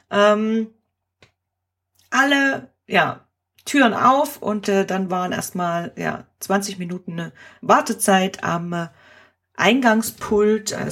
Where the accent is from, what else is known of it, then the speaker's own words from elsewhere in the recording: Germany; now in Switzerland; warum hier überhaupt äh, ich als Deutsche arbeite und äh, ich solle gehen.